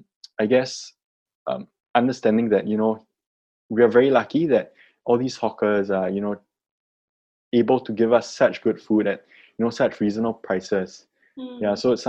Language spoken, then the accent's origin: English; Singapore; as a Singaporean growing up here